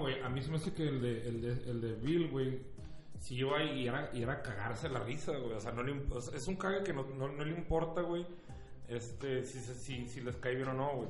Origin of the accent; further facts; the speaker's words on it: Mexico; yo como mexicano que vive en la frontera